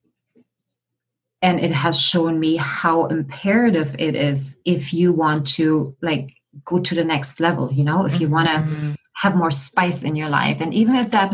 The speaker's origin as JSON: {"language": "English", "country": "Germany", "tie": "born or raised there", "moved": "yes", "lives_now": "Victoria, Canada", "said": "I'm born and raised in just outside of Berlin, Germany, and I'm currently residing in Victoria, British Columbia, on the west coast of Canada"}